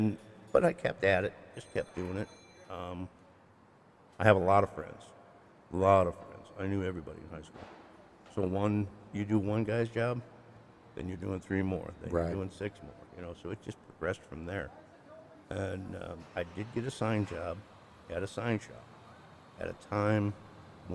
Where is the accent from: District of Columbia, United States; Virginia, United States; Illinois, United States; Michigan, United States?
Illinois, United States; Addison; I'm from Chicago